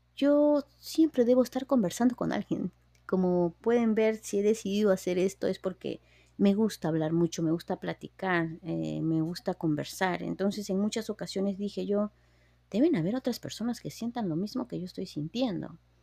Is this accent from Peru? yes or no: yes; Peru; now in United States; yo soy de Perú, eh, vine aquí a Estados Unidos